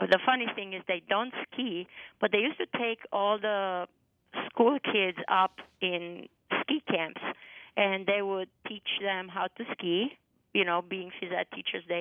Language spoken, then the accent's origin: English; Sibiu, Sibiu County, Romania; English is a second language; now in Bretton Woods, United States; But my hometown is called Sibiu